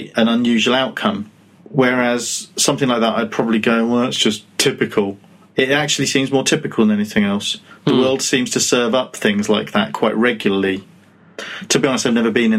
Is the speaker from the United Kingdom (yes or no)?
yes; United Kingdom; we're British